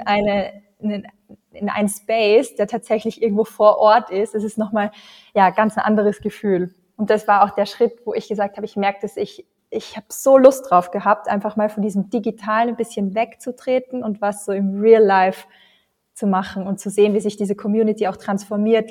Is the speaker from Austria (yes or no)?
yes; Austria; bei uns in Österreich